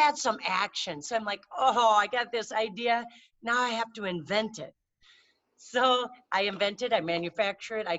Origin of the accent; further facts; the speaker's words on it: Minnesota, United States; I'm from Minnesota.